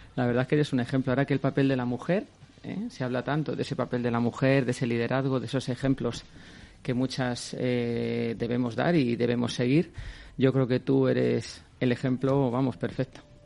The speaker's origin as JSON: {"language": "Spanish", "town": "Madrid", "region": "Community of Madrid", "country": "Spain", "said": "yo me siento tan orgullosa, claro, como madrileña, de esta magnífica comunidad de Madrid"}